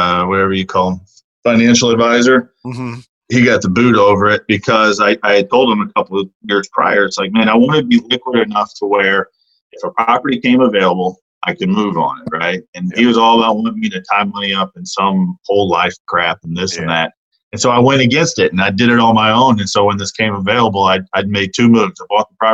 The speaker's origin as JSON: {"language": "English", "area": "outside of St. Louis", "region": "Missouri", "country": "United States", "tie": "born or raised there", "moved": "yes", "said": "I'm kind of a Midwest guy by heart. You know, I grew up outside of St. Louis"}